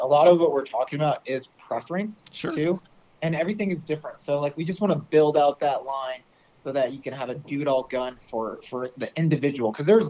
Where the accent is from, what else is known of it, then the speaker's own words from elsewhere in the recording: Central Missouri, United States; But I grew up in Central Missouri